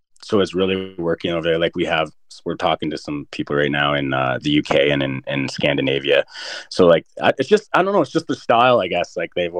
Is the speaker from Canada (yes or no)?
yes; Canada; they like that and stuff, that we're Canadian and stuff.